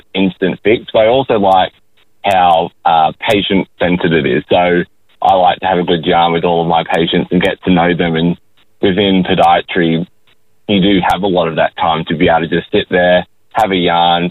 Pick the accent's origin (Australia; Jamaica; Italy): Australia; Forster, New South Wales; moved away as an adult; now in Gold Coast, Australia; I'm a Koori who grew up in Foster, Tuncurry in New South Wales, and then I studied up on the Gold